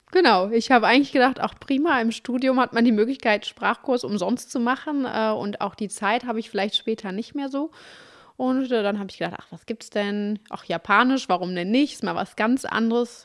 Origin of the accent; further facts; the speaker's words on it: Duisburg, North Rhine-Westphalia, Germany; also born or lived in Dortmund / Cologne; ich komme aus Duisburg, ich habe in Dortmund studiert und nachher in Köln gelebt